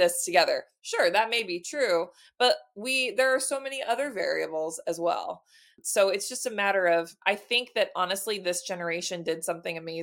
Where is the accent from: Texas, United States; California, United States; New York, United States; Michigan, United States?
Texas, United States; now in Illinois, United States; I'm originally from Texas. I just live in Illinois now